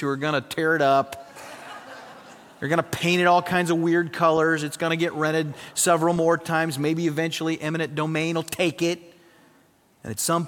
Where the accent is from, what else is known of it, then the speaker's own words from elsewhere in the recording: South Dakota, United States; moved away; I grew up in South Dakota, very, very cold in South Dakota in the winter